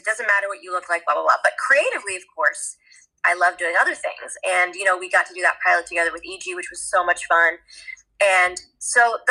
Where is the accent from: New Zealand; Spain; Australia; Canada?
Canada; Toronto, Ontario; moved away as an adult; now in Los Angeles, United States; I grew up in Toronto